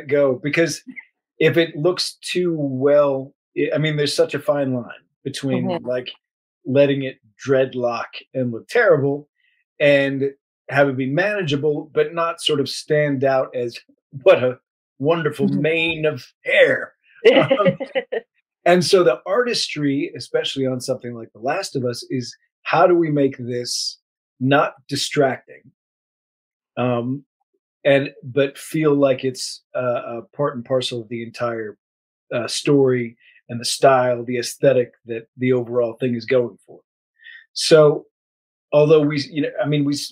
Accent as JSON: {"language": "English", "country": "United States", "tie": "born or raised there", "said": "I grew up near Fort Myers"}